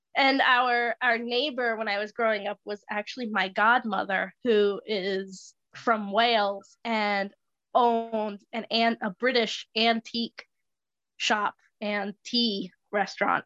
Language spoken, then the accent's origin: English; Bristol, Rhode Island, United States; I was um, born and raised in downtown Bristol